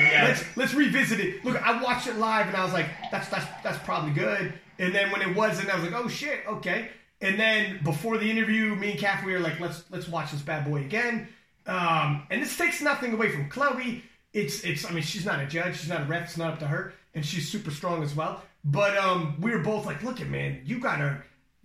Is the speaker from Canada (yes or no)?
yes; Canada; we're from Canada